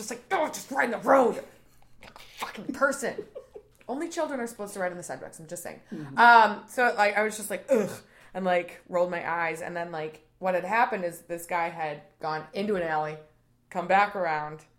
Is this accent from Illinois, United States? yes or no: yes; Plainfield, Illinois, United States; I'm from Plainfield